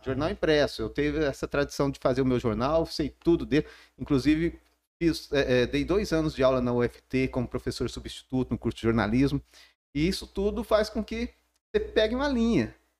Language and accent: Portuguese; São Simão, Goiás, Brazil; accent: mineiro; moved away as an adult; now in Palmas, Brazil; Depois de 30 anos em São Simão, foi um choque para mim mesmo. Eu vou sair da minha terra aqui